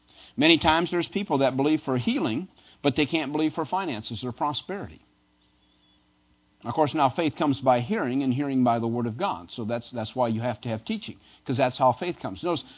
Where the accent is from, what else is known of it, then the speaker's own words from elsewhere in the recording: Midwest, United States; now in Pennsylvania, United States; Now, Pennsylvania is a little different. I came from the Midwest. Cold doesn't stop anything.